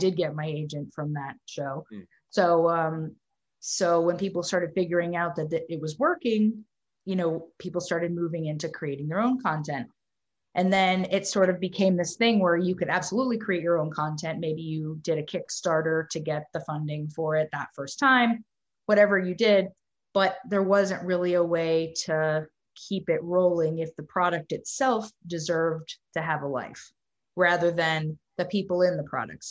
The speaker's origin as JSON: {"language": "English", "town": "Dallas", "region": "Texas", "country": "United States", "tie": "born or raised there", "moved": "as an adult", "lives_now": "New York, United States", "said": "I grew up in Texas"}